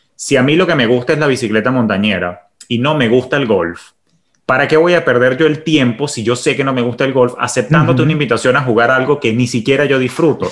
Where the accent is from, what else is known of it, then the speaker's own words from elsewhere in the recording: Venezuela; moved away as an adult; also born or lived in Caracas, Venezuela / New York, United States; now in Miami, United States; siendo Venezuela mi país de origen, pues yo llegué aquí sin conocer a nadie